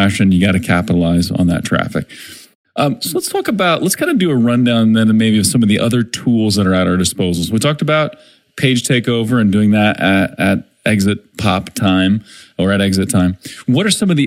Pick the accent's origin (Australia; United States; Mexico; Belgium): United States; Springfield, Missouri; my hometown, Springfield, Missouri